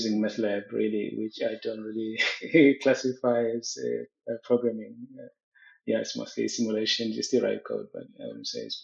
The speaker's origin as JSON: {"language": "English", "country": "Eswatini", "tie": "born or raised there", "moved": "as an adult", "lives_now": "South Africa", "said": "I grew up in Swaziland. Swaziland is my home"}